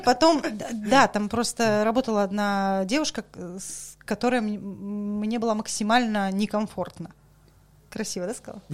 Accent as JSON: {"language": "Russian", "region": "Saint Petersburg", "country": "Russia", "also_born_or_lived": "Kaliningrad / Moscow / Dagestan", "moved": "as an adult", "said": "Я вообще петербурженка, э, вообще вот максимальная, насколько это возможно"}